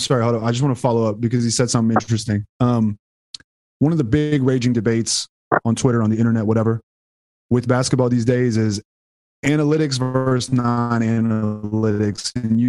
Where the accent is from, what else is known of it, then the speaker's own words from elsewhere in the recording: Houston, Texas, United States; I'm from Houston.